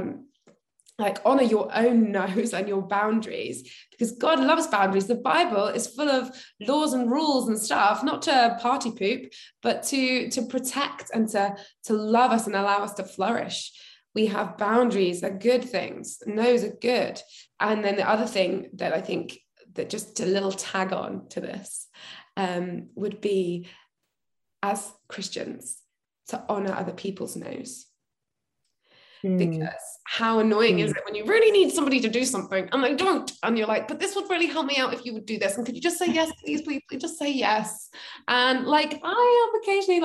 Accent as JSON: {"language": "English", "area": "the Southwest", "region": "South West England", "country": "United Kingdom", "said": "both from the Southwest originally."}